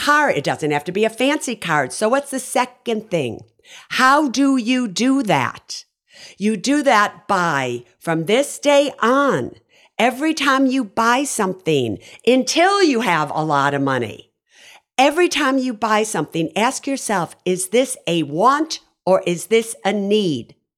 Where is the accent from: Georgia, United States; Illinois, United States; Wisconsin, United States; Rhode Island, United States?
Illinois, United States; Chicago; moved away as an adult; also born or lived in Berkeley, California; I grew up on the South Side of Chicago